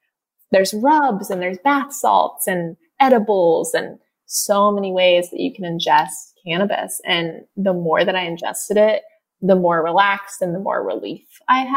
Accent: Indiana, United States; moved away; also born or lived in California; I grew up in Indiana where it's very criminalized and extremely looked down upon in the area that I live in.

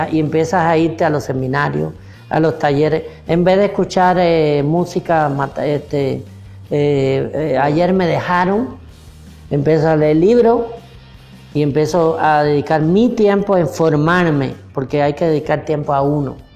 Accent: Cuba; moved away; Mira, cuando yo llegué de Cuba, el ambiente era pues todo el mundo quebrado, sin plata, borracho, drogadito, ese era el ambiente alrededor mío.

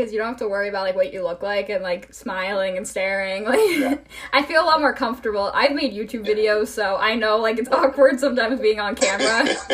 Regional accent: Cleveland, Ohio, United States; I grew up in Cleveland.

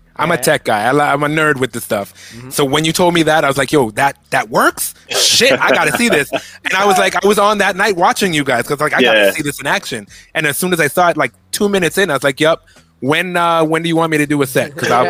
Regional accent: London, United Kingdom; I'm a Londoner, kinda.

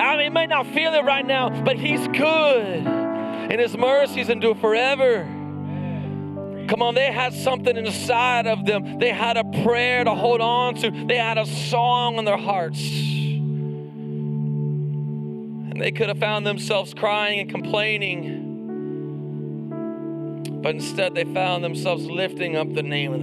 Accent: the South, Texas, United States; we're from the South, we're in Texas

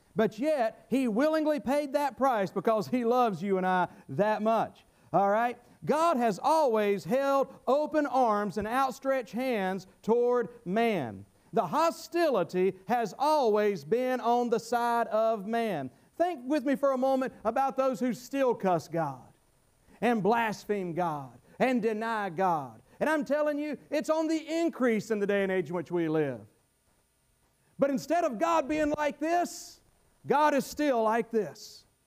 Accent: North Carolina, United States; I was brought up in North Carolina in the Bible Belt

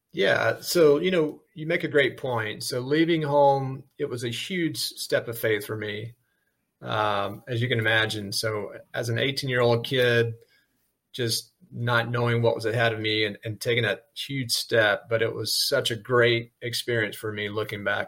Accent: South Alabama, United States; moved away; growing up in South Alabama

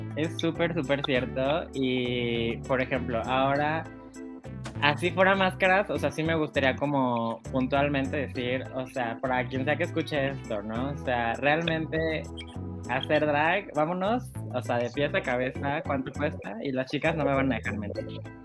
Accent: Cancún, Quintana Roo, Mexico; Soy de Cancún

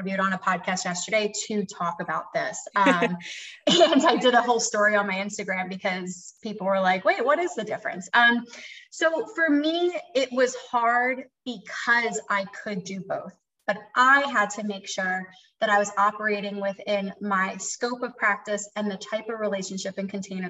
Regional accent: Philadelphia, Pennsylvania, United States; moved away as an adult; now in the South, United States; I'm from Philadelphia

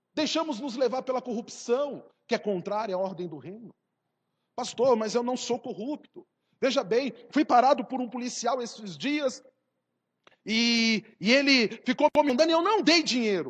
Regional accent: South Region, Brazil

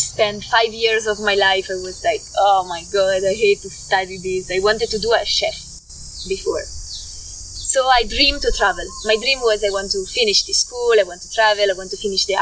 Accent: Milan, Lombardy, Italy; English is a second language; moved away as an adult; also born or lived in Portugal; I grew up in Milan, and Milan is a city.

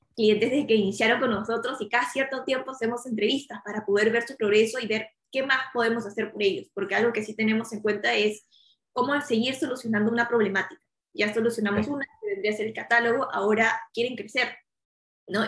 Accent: Lima, Peru; now in Miami, United States; yo soy originaria de Perú, yo nací en Lima

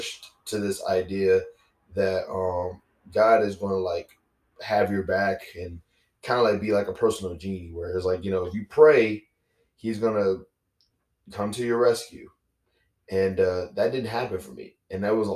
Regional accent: Baton Rouge, Louisiana, United States; I'm from Baton Rouge, Louisiana, because, you know, Baton Rouge, Louisiana is not New Orleans. It's Baton Rouge. And, you know, it's my hometown, is where I'm from, is where I grew up

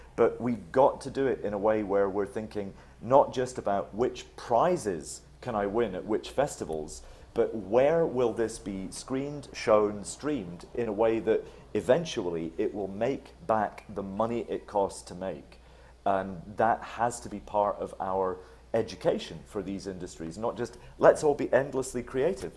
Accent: Scotland, United Kingdom; I grew up in Scotland

